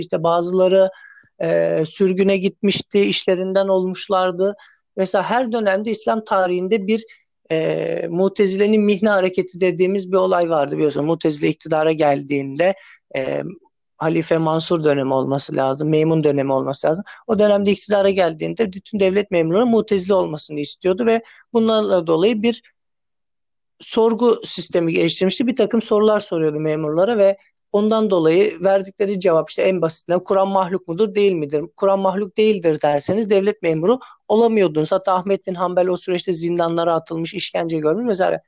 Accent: Sakarya, Turkey; moved away as an adult; also born or lived in İzmir; Ben e, 93 yılında Sakarya'da dünyaya geldim. E, lise ve ortaokul eğitimimi Sakarya'da tamamladım.

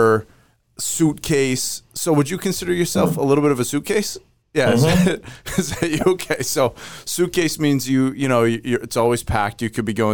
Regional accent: Maine, United States; I grew up in Maine.

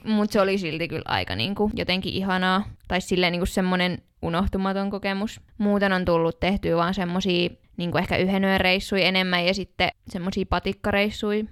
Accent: Tampere, Pirkanmaa, Finland; also born or lived in Jyväskylä; Mä oon ihan Tampereelta kotoisin ja suurimman osan elämästäni asunut Tampereella

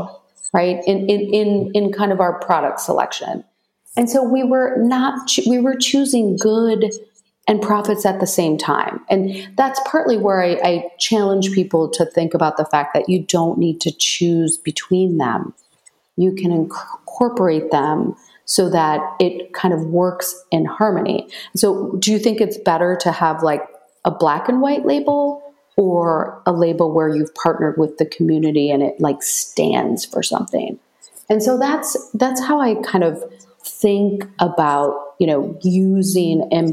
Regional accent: Michigan, United States; I grew up in Michigan

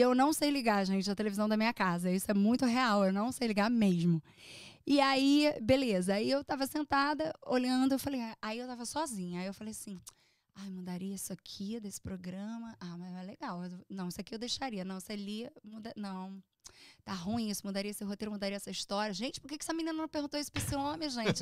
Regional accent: Brazil; moved away as an adult; now in United States; Eu sou uma imigrante. Por mais que você tenha um green card, por mais que você tenha uma cidadania até, é, você é brasileira

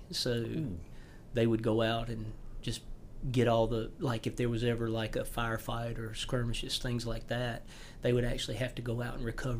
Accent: York County, South Carolina, United States; I grew up here in York County

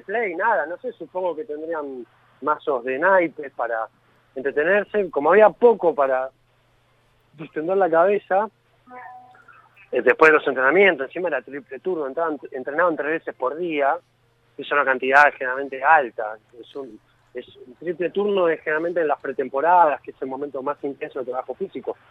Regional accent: Villa Gesell, Buenos Aires Province, Argentina; soy de Gessel

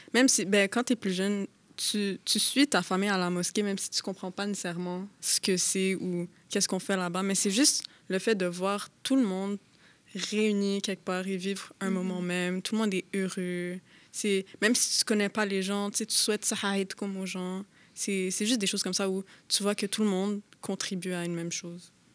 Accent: Montreal, Quebec, Canada; also born or lived in Laval; je suis née à Montréal et j'ai grandi ici

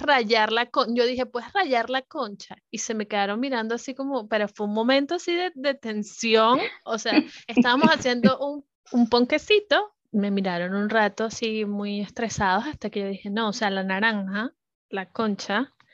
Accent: Venezuela; moved away; Venezuela está, nosotros somos más como del Caribe

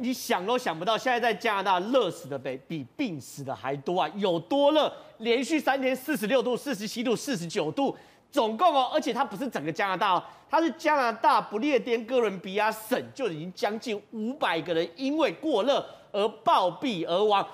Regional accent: Taiwan; 柏油路融化，其实我们台湾人也都有经验

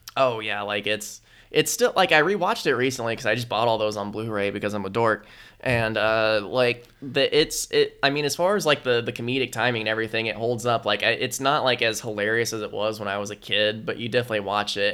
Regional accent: United States

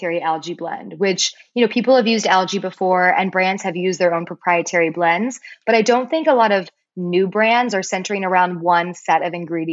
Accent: Palos Verdes, California, United States; also born or lived in East Coast, United States; I'm from Palos Verdes, but which is in California, I should say. Not everyone knows where that is. Southern California. It's a beautiful, beautiful place. I was born on the East Coast, but moved out here and was raised on this beautiful coastline.

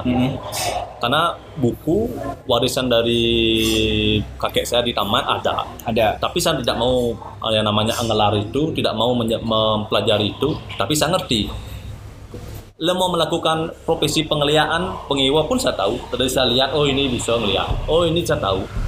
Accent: Sanur, Bali, Indonesia; saya sebagai one lokal asli Lemali Sandor

